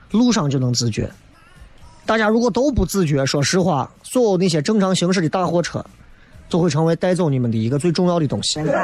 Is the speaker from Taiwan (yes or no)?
no; Xi'an, Shaanxi, China; 作为西安人来讲